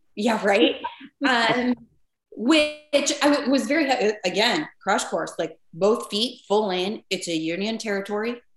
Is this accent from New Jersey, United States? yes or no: yes; northern New Jersey, United States; moved away as an adult; also born or lived in Connecticut; now in Chicago, United States; the town I grew up in was very small.